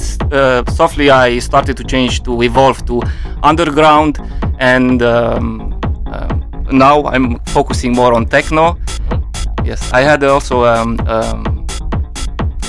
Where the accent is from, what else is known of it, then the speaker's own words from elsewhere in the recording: Luduș, Mureș County, Romania; I'm coming from Romania. I started DJing in 2009 in a collaboration with a local radio in my hometown Ludus in Mureș